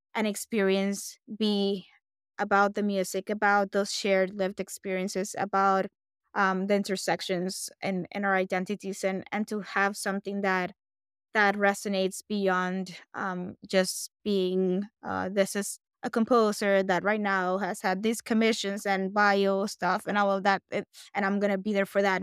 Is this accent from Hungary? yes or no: no; Puerto Rico; I'm a Puerto Rican-born composer